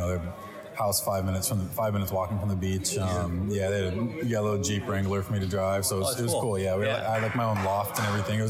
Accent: Seattle, Washington, United States; I was born in Seattle

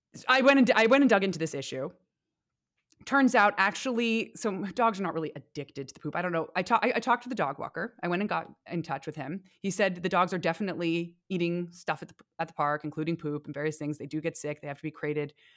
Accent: San Francisco, California, United States; when I was growing up in San Francisco

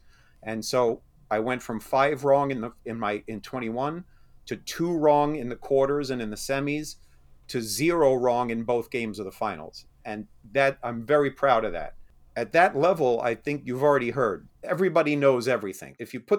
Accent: New York, United States; I grew up back in New York.

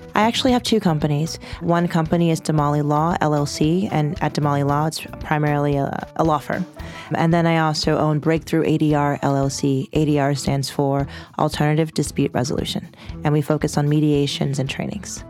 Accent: Washington, District of Columbia, United States; I'm from Northwest Washington, D C.

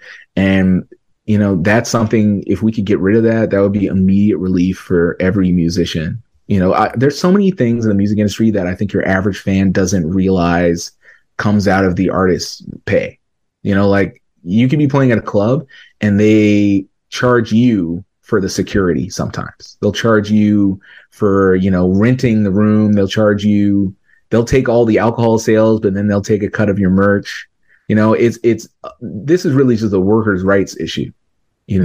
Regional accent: Canada; I'm a Canadian artist

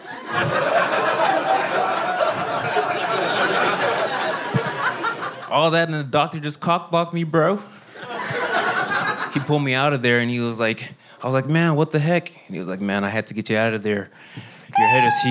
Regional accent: Houston, Texas, United States; moved away as an adult; now in Austin, United States; I was born and raised in Houston, Texas

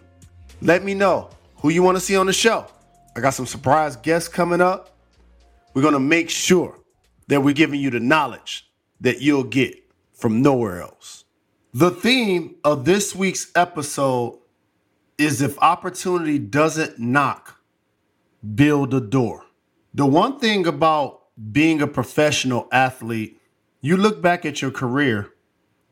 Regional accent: Detroit, Michigan, United States; starting a school in my hometown

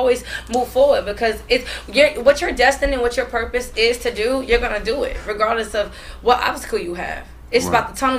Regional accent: New York, United States; I'm from New York, but I'm like

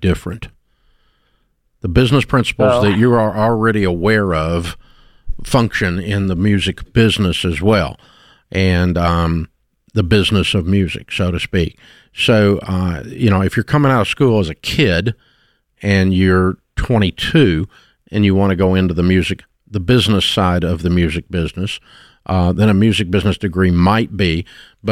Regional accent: Nashville, Tennessee, United States; I grew up in Nashville

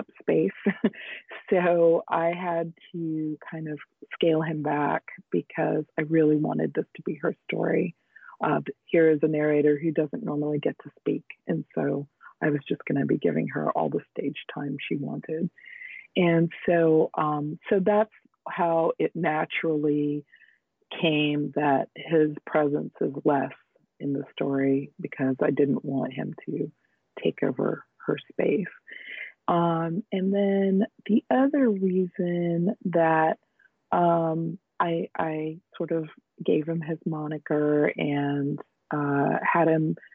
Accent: United States; now in Northern California, United States; I grew up in the United States, but we would go back to India in the summers.

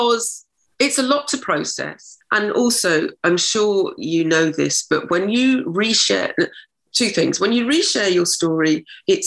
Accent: Oxfordshire, South East England, United Kingdom; now in London, United Kingdom; I was brought up in Oxfordshire, in a small town in Oxfordshire.

